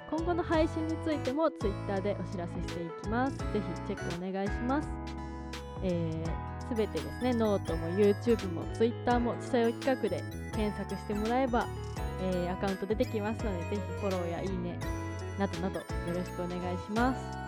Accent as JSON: {"language": "Japanese", "region": "Gifu", "country": "Japan", "tie": "born or raised there", "said": "出身が岐阜"}